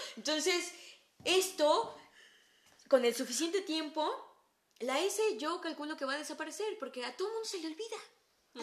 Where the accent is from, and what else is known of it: Mexico; accent: Mexican